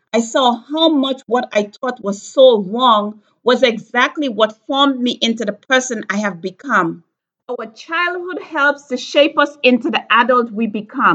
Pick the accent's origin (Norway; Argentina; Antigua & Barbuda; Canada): Antigua & Barbuda; moved away; my life growing up in Antigua